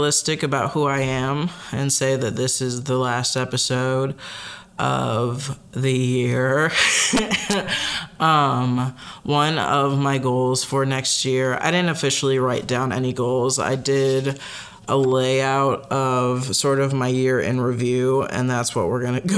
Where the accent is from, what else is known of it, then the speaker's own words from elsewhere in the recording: Chicago, Illinois, United States; moved away as an adult; also born or lived in Michigan; now in Wisconsin, United States; I grew up in the Chicagoland area